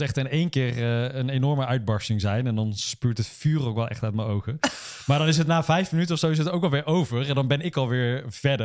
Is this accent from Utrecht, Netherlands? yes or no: no; Uden, North Brabant, Netherlands; moved away as an adult; now in Nijmegen, Netherlands; ons mooie dorp in Brabant